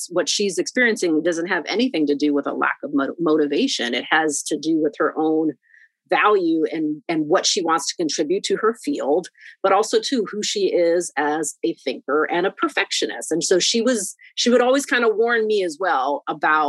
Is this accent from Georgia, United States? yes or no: no; Boston, Massachusetts, United States; also born or lived in New York; I was born in New York, and then my parents separated in the early 1980s is when my mom relocates with me and my brothers to Boston, and right. Then we spend many years here. So I've been mostly educated here